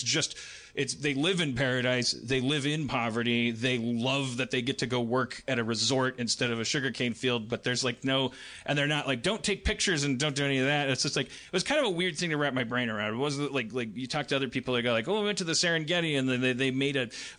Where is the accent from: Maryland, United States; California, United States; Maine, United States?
California, United States; Los Angeles; It's like we told them we're from Los Angeles, and they're like, oh, …, like …, casinos.